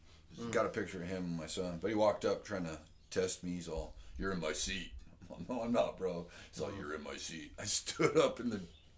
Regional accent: Oxnard, California, United States; I go, "Oxnard."

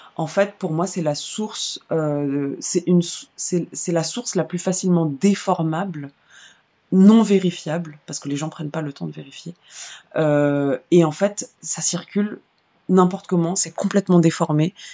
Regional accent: Vitry-sur-Seine, Île-de-France, France; J'ai grandi à Vitry-sur-Seine euh, et dans d'autres banlieues

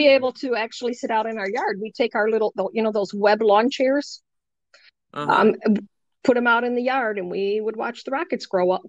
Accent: Michigan, United States; also born or lived in Haskell, Texas; I am. Dad retired, and he retired out of Kinchlow, actually, which is in the UP.

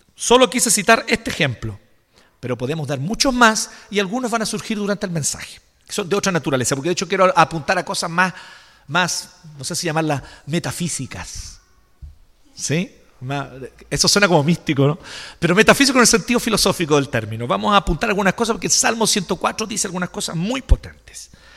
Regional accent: Chile; nosotros como chilenos

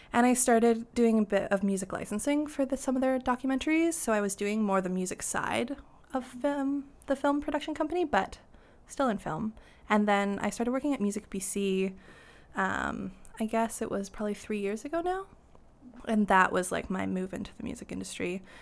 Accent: North Vancouver, British Columbia, Canada; I grew up in North Ann, um, just over the bridge in Lynn Valley

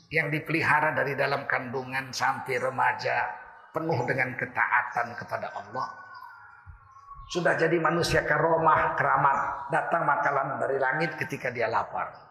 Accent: North Sumatra, Indonesia

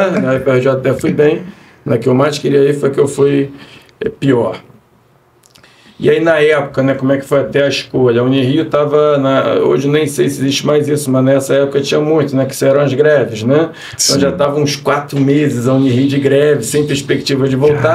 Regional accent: Rio de Janeiro, Brazil; eu sou aqui do Rio de Janeiro mesmo, né? Sou carioca

